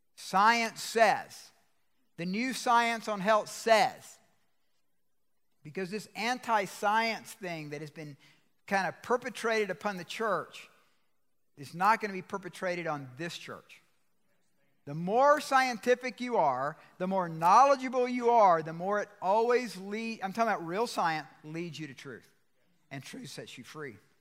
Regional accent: Georgia, United States; I'm from Georgia

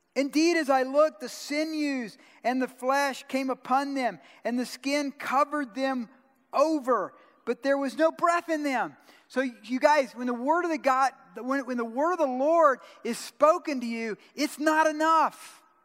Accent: Georgia, United States; I'm from Georgia

